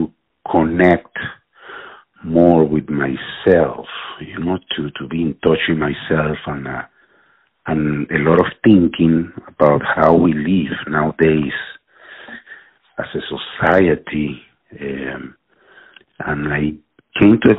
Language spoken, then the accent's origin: English; Venezuela; moved away; also born or lived in Philadelphia / New York City / Texas; I grew up in Venezuela